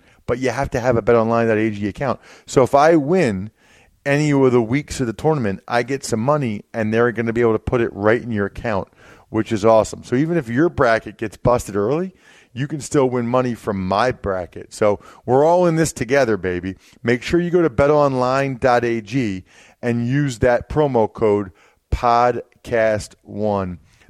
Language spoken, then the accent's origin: English; outside of Philadelphia, Pennsylvania, United States; I grew up outside of Philly